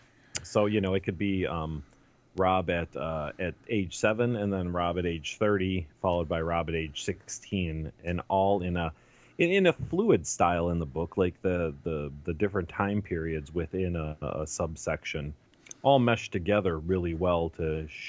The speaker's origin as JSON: {"language": "English", "town": "Cincinnati", "region": "Ohio", "country": "United States", "tie": "born or raised there", "also_born_or_lived": "New York / Chicago", "said": "including growing up in Cincinnati, my time in New York, a few years I spent in Chicago, eventually landing at Writer's Digest"}